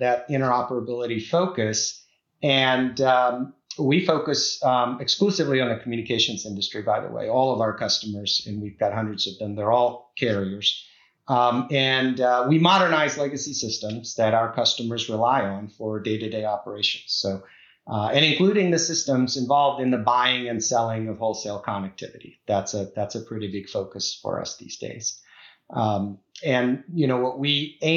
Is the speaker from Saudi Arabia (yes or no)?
no; Prague, Czechia; now in Vienna, Virginia, United States; I'm originally from the Czech Republic, so from Prague. That's my original hometown.